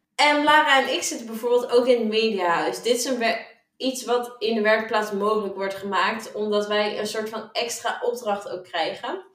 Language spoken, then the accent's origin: Dutch; Opdam, North Holland, Netherlands; moved away as an adult; now in Zwolle, Netherlands; ik kom uit Opdam, een klein dorpje in Noord-Holland